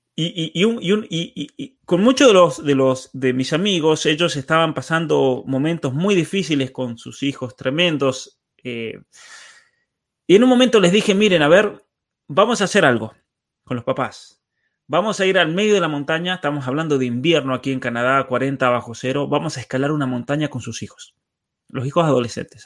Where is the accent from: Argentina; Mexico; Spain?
Argentina; San Juan; soy de San Juan